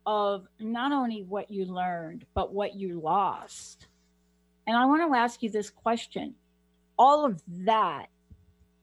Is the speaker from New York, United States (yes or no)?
yes; New York, United States; growing up on the East Coast, and especially as a young child in New York